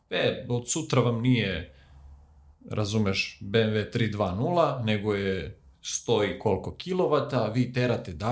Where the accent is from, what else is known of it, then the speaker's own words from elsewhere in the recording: Serbia; Posebno mi kao Srbi